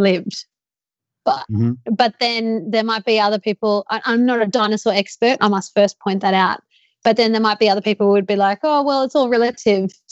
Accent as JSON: {"language": "English", "country": "Australia", "said": "I'm Australian."}